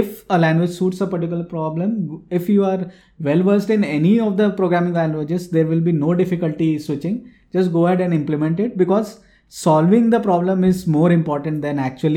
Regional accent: Jamshedpur, Jharkhand, India; So I'm from Jamshedpur.

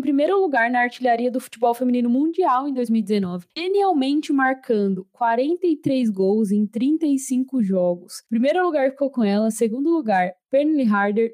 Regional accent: Brazil; eu sou do Brasil, minha língua nativa não é o inglês

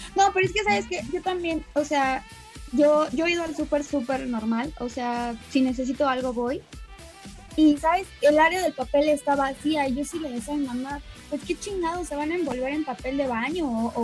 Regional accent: Mexico; somos mexicanos

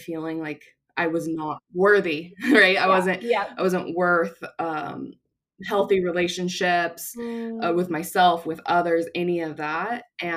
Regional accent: Orange County, California, United States; I grew up in Orange County.

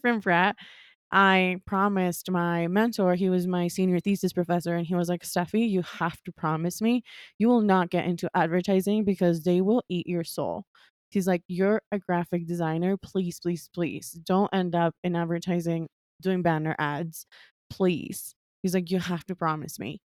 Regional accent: Quito, Pichincha, Ecuador; moved away as an adult; also born or lived in New York, United States / Brooklyn, United States; I was born and raised in Ecuador, in Quito, Ecuador

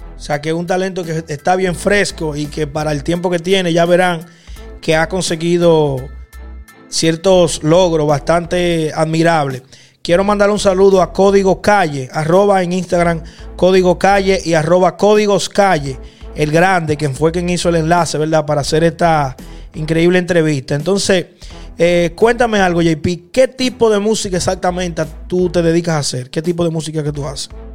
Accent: Dominican Republic; en República Dominicana, de donde yo soy

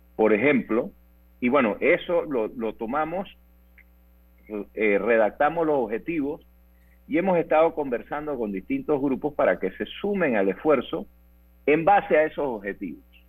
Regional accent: Panama; Somos los panameños

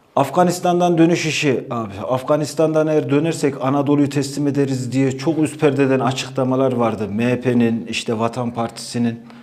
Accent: Çorum, Çorum Province, Turkey; Ben Çorumluyum. Çorum'u da iyi bilirim

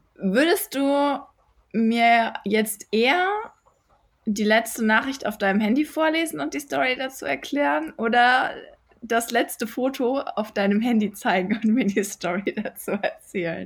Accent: Düsseldorf, North Rhine-Westphalia, Germany; ich bin Düsseldorferin

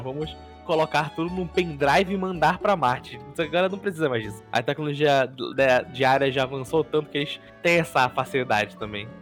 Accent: Belém, Pará, Brazil; eu moro em Belém desde que eu nasci

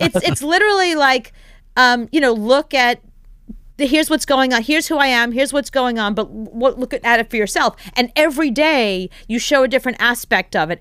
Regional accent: New York City, New York, United States; as a New Yorker

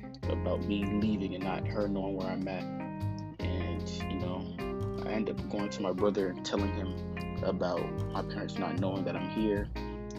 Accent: Georgia, United States; I'm 17 and I'm from Georgia

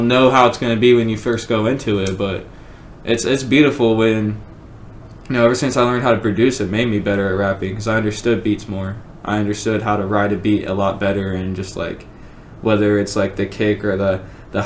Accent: Newark, Ohio, United States; I'm from Newark

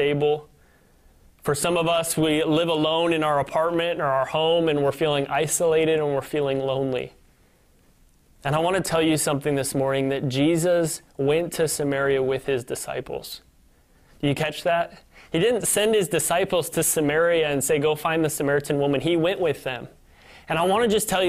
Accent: Northern Illinois, United States; moved away as an adult; also born or lived in Kansas City, Missouri; now in Michigan, United States; my hometown in Northern Illinois

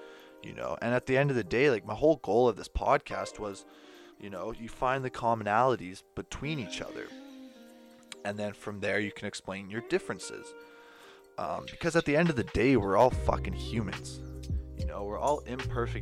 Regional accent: Canada; I'm from Canada

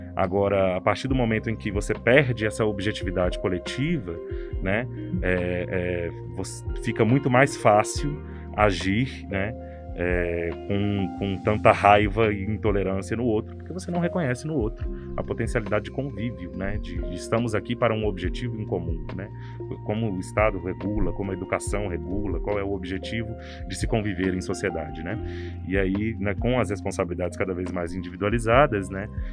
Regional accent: Brazil; da nossa identidade como brasileiro

